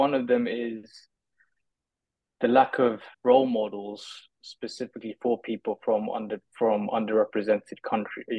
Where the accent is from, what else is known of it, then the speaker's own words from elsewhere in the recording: London, United Kingdom; growing up in London